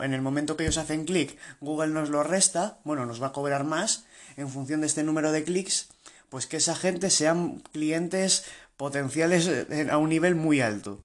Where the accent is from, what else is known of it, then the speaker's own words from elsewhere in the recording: Spain; soy de España